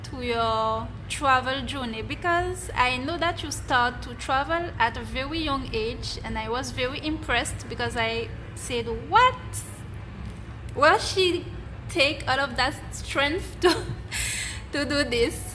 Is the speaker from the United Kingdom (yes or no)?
no; Guadeloupe; I'm originally from Guadeloupe.